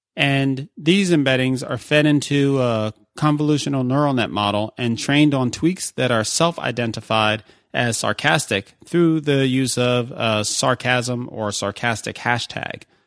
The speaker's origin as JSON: {"language": "English", "town": "New York City", "region": "New York", "country": "United States", "tie": "born or raised there", "said": "New York City, my hometown."}